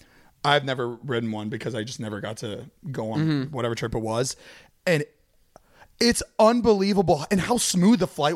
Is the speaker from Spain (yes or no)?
no; Fort Lauderdale, Florida, United States; moved away